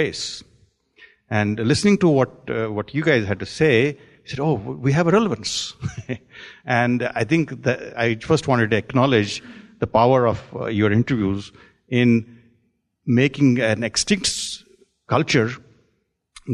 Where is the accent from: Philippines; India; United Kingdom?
India; Jammu and Kashmir; now in Silicon Valley, United States; I'm from Kashmir